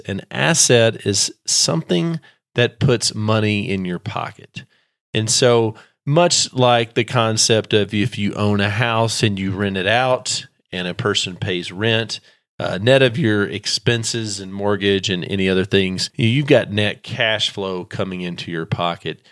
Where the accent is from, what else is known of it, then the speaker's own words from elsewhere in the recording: Texas, United States; I'm from Texas